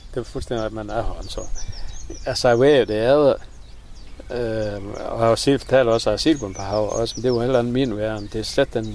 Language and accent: Danish; Vendsyssel, North Denmark Region, Denmark; accent: Vendelbomål; Vennelbomål her på vores egen